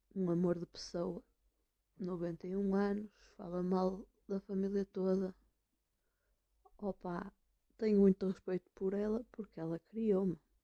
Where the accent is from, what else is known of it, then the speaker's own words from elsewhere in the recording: Braga, Norte, Portugal; moved away; Sou uma pessoa do Norte. Eu vim de Braga.